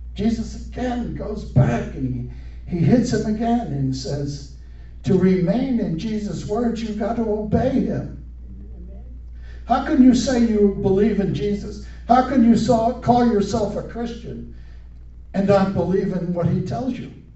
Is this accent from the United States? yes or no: yes; United States; growing up in America, as a schoolboy